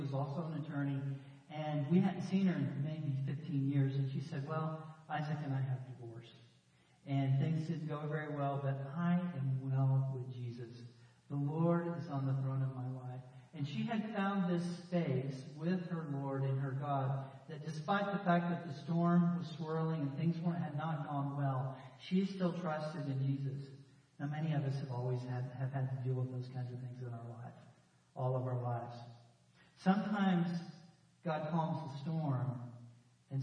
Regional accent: Texas, United States; I grew up in Texas, you know, here in Central

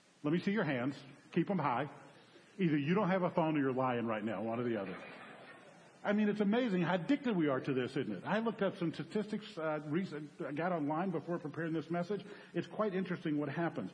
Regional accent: New Orleans, Louisiana, United States; I'm from New Orleans

